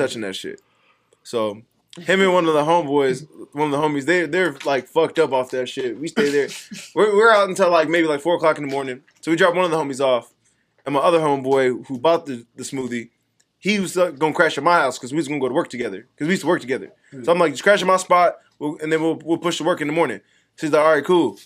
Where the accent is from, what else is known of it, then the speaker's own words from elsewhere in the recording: Las Vegas, Nevada, United States; I went to Cimarron. Yeah, I'm from Cimahood